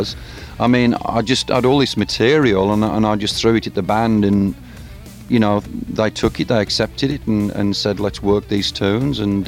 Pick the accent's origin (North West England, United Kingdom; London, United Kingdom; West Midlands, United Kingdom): West Midlands, United Kingdom; Birmingham; Birmingham, my hometown in England